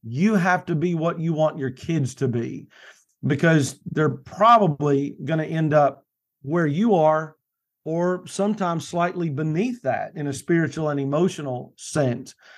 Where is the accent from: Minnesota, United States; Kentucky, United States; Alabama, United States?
Kentucky, United States; now in Morehead City, United States; Right now, I live in coastal, uh, North Carolina. I'm from Kentucky originally.